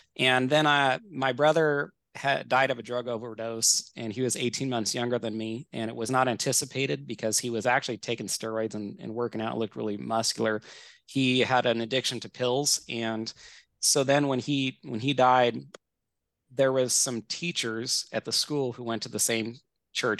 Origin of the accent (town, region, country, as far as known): Northern California, United States; born or raised there; now in Washington, United States